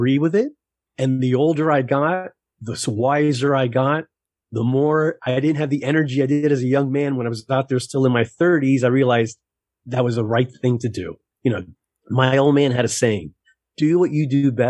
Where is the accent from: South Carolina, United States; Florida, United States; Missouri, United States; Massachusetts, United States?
Florida, United States; Miami; I was born in Miami, and in Miami as an entertainer